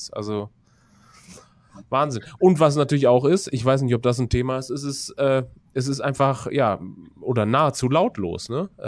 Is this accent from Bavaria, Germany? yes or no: no; Düsseldorf, North Rhine-Westphalia, Germany; ich komme selber zum Beispiel aus Düsseldorf da weiß ich, dass auf den innerstädt äh, innerstädtischen großen Friedhöfen beispielsweise ja auch regelmäßig gejagt wird.